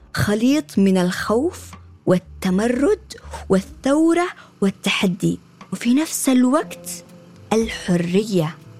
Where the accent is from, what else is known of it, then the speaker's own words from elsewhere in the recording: Sanaa, Amanat Al Asimah, Yemen; moved away as an adult; صنعاء مدينتي اللي ولدت فيها وتربيت